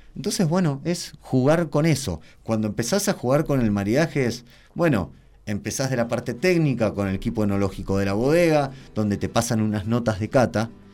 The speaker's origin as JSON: {"language": "Spanish", "town": "Tres Arroyos", "region": "Buenos Aires Province", "country": "Argentina", "tie": "born or raised there", "moved": "as an adult", "lives_now": "Mendoza, Argentina", "said": "yo soy nacido en Tres Arroyos, sur de la provincia de Buenos Aires"}